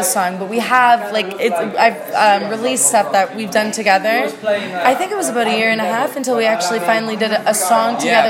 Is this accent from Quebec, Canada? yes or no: no; Ottawa, Ontario, Canada; now in Toronto, Canada; I have a 647 number, and I'm from Ottawa originally, and that's 613.